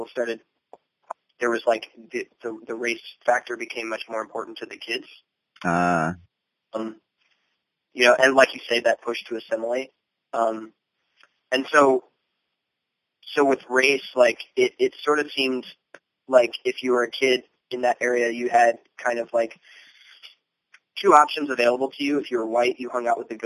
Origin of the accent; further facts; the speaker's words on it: Lancaster County, Virginia, United States; moved away; Lancaster County, Virginia. It's on the northern neck